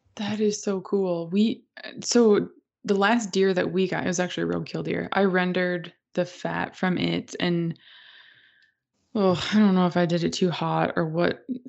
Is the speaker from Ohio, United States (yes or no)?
no; Minnesota, United States; moved away; I grew up in Minnesota